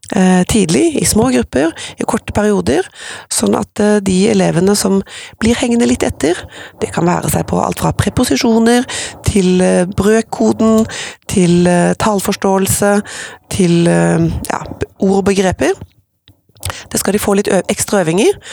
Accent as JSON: {"language": "Norwegian", "town": "Skudeneshavn", "region": "Rogaland", "country": "Norway", "moved": "yes", "lives_now": "Oslo, Norway", "said": "Så er jeg opprinnelig fra Vestlandet, fra Skudeneshavn, som jo er vakrest i vest"}